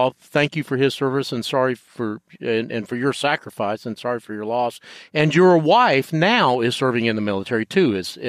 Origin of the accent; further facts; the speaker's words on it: the South, United States; Yeah, I was raised in the South, and sometimes whenever I travel, people say, you don't sound like you're from the South